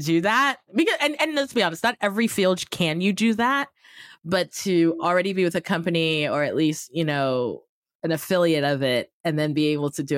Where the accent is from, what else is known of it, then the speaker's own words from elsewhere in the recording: Yaoundé, Centre, Cameroon; accent: American; moved away; I grew up in Yaoundé